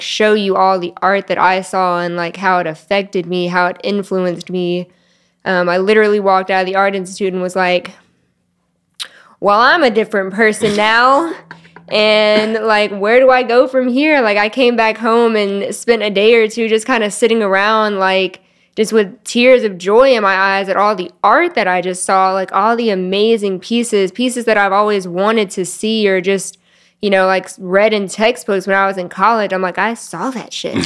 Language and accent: English; Collierville, Tennessee, United States; also born or lived in Memphis; I grew up in Carryville